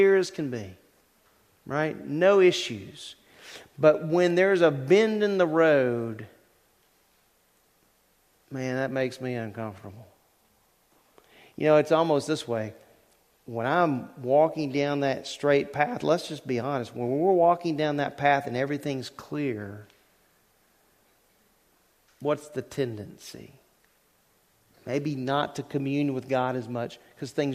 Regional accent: Louisiana, United States; When I was growing up in Louisiana

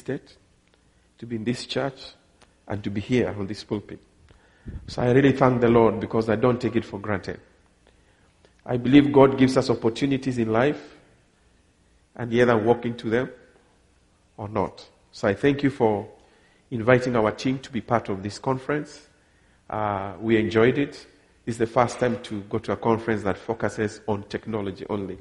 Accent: Kenya; also born or lived in Ghana; I come from Kenya, I'm married

